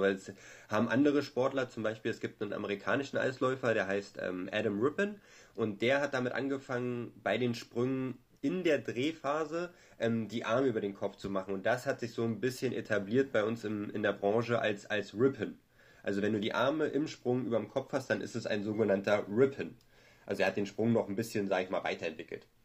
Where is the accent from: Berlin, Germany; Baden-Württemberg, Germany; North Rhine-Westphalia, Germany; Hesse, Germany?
Berlin, Germany; ich bin Berliner